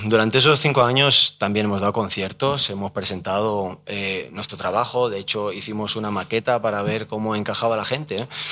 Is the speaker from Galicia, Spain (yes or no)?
no; Salamanca, Castile and León, Spain; now in Madrid, Spain; Yo soy salmantino